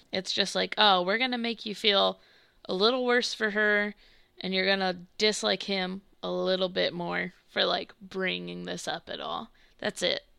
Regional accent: United States; I grew up like in the South slash the Midwest

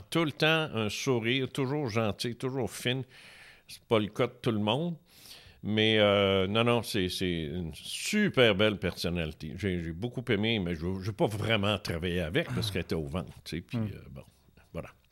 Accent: Quebec City, Quebec, Canada; moved away as an adult; also born or lived in Trois-Rivières; je viens de Québec. Alors, euh, en 82, j'ai déménagé ici

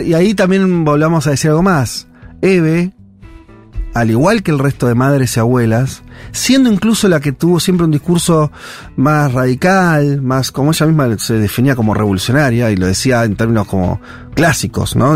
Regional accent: Argentina; como, argentinos

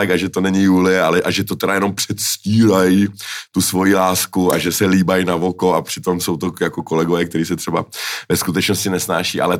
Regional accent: Finland; Já jsem vyrůstal ve Finsku a moje životní imperativ, můj životní imperativ byl, aby se divák nenudil.

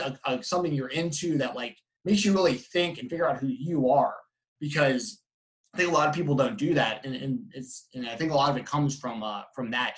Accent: East Cobb, Georgia, United States; moved away; growing up in East Cobb

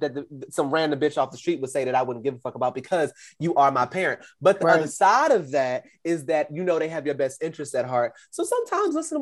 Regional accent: United States; as Americans

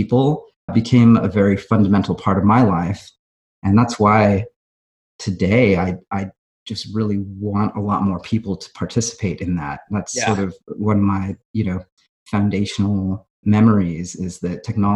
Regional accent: Fremont, California, United States; I grew up in the Bay Area

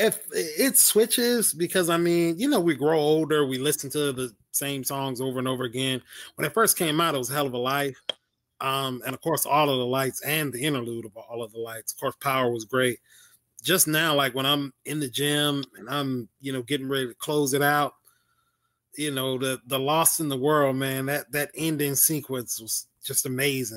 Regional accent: the South, United States; I'm from the South

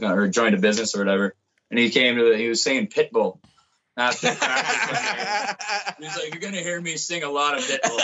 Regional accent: East Gwillimbury, Ontario, Canada; now in Banff, Canada; I'm from just north of Toronto, pretty much

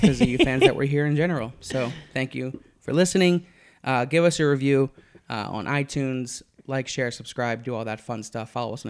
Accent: Philadelphia, Pennsylvania, United States; I'm from Philadelphia.

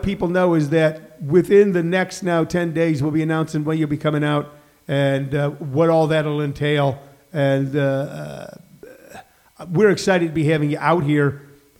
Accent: St. Louis, Missouri, United States; moved away as an adult; now in Los Angeles, United States; I'm from St. Louis

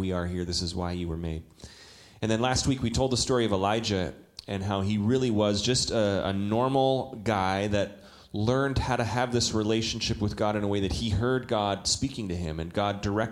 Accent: Calgary, Alberta, Canada; moved away; when I was a 19-year-old in Calgary, Alberta, Canada. I'm a Canadian.

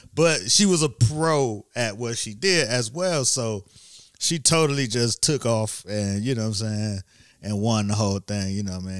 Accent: Miami, Florida, United States; I'm from Miami

